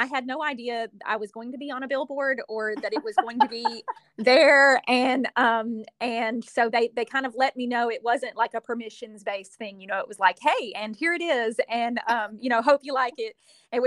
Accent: Shelbyville, Kentucky, United States; moved away as an adult; also born or lived in New Orleans, Louisiana; now in Alabama, United States; I'm originally from Shelbyville, Kentucky, and I lived there my whole life all the way up through high school

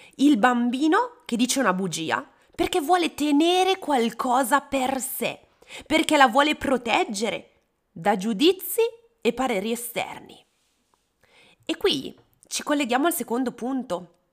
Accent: Bergamo, Lombardy, Italy; Io sono di Bergamo e sono particolarmente affezionata a Santa Lucia

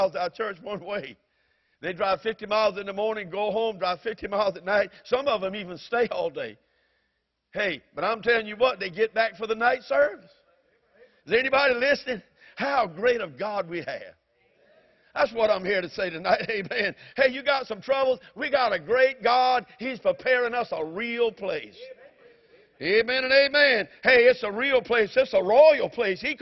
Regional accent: the South, United States; I'm a Southerner

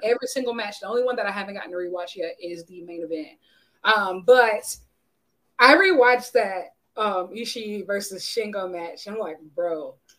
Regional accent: United States; as an American

